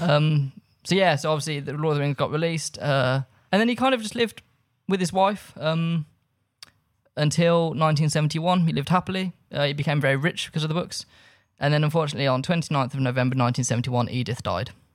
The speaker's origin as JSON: {"language": "English", "town": "Birmingham", "region": "West Midlands", "country": "United Kingdom", "tie": "born or raised there", "said": "I grew up in Birmingham."}